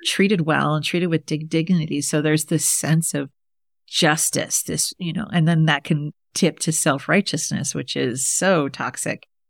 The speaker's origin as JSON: {"language": "English", "region": "Midwest", "country": "United States", "said": "I'm from the Midwest, so I could talk to my Midwestern people"}